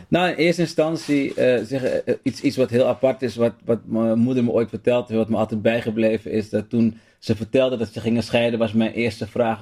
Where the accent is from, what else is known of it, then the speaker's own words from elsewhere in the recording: Amsterdam, North Holland, Netherlands; Ik ben opgegroeid in Amsterdam Zuidoost. Um, Holendrecht om precies te zijn.